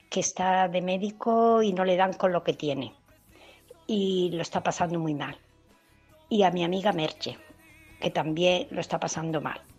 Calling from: Valencia, Valencian Community, Spain; Buenas tardes, Mónica. Soy Pili mm, de Valencia.

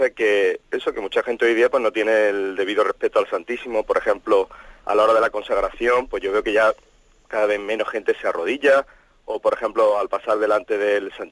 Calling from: Málaga, Andalusia, Spain; Soy … de Málaga y nada, enhorabuena por el programa.

